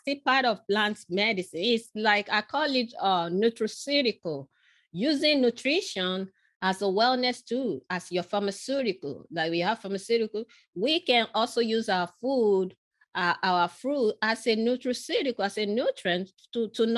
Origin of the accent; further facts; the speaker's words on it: Nigeria; moved away; I was born in Nigeria, in western part of Africa